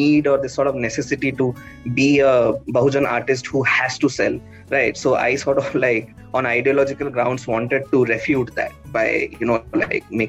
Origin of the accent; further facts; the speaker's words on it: Bhubaneswar, Chilika Lake, Odisha, India; So, I come from Bhubaneswar. My entire childhood was spent in and around the Chilika Lake.